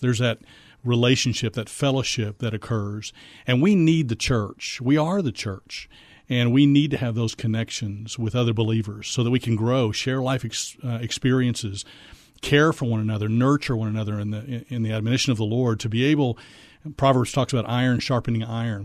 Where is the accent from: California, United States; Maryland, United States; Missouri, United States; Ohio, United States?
Missouri, United States; moved away as an adult; also born or lived in Fort Worth, Texas; now in San Antonio, United States; I'm originally from Missouri